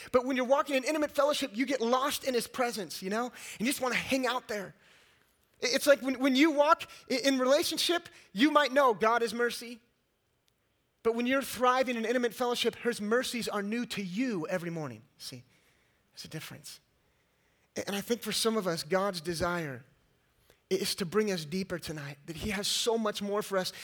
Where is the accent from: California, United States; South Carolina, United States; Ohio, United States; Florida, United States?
California, United States; moved away as an adult; also born or lived in East Texas; I was raised in California and, uh, and lived most of my life. I got a Californian, all right.